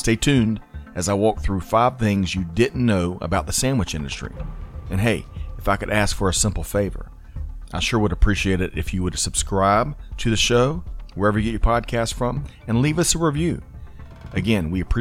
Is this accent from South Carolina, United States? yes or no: yes; Aiken, South Carolina, United States; growing up in Aiken, South Carolina